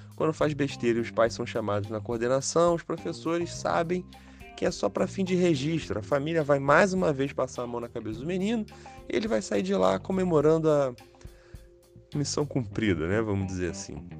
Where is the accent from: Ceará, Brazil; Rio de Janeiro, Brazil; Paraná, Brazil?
Rio de Janeiro, Brazil; eu sou carioca